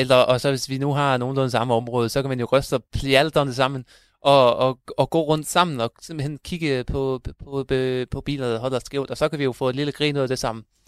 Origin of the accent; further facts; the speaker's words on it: Thyregod, Central Denmark Region, Denmark; also born or lived in Aarhus; jeg kommer også, øh, fra Thyregod